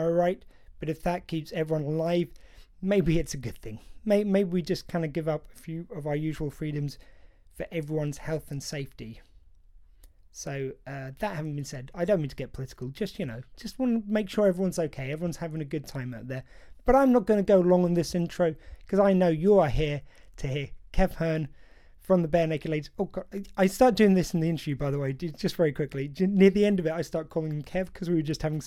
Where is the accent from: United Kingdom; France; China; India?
United Kingdom; I feel very much as a British man